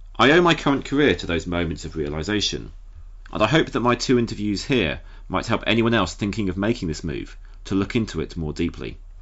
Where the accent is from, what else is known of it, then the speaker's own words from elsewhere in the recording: United Kingdom; moved away as an adult; also born or lived in Brussels; As a Brit, with my education having taken place solely in the UK